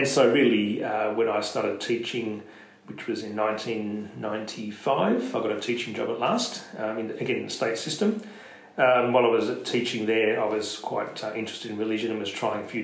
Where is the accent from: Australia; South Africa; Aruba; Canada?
Australia; Sydney, New South Wales; also born or lived in Penrith, Australia / Durham, United Kingdom; they moved there when I was just under a year old, and I grew up in Leila Park.